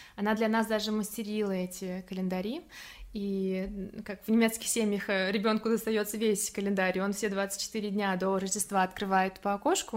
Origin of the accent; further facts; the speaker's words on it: Samara, Samara Oblast, Russia; moved away as an adult; now in Germany; Я из Самары родом, где я выросла